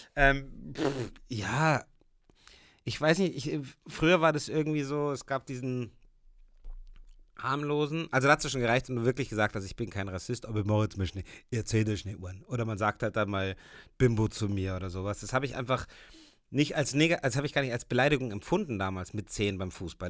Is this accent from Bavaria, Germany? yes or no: yes; Puchheim, Bavaria, Germany; in meinem alten Elternhaus, wo wir aufgewachsen sind in Puchheim, obwohl ich da schon lange nicht mehr wohne